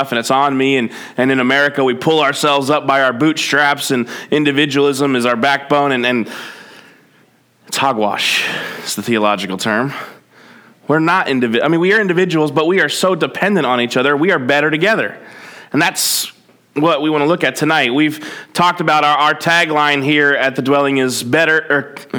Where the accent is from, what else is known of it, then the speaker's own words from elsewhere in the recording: New Jersey, United States; moved away; I grew up in New Jersey